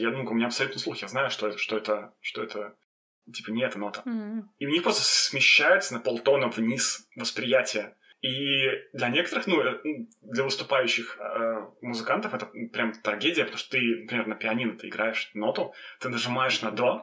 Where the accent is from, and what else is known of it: Belarus; also born or lived in Vitebsk / Gorki / Minsk